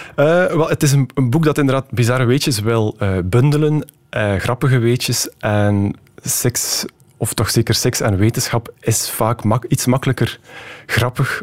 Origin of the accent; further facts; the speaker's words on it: West Flanders, Belgium; accent: West Flemish; u hoort het misschien ook, ik ben West-Vlaming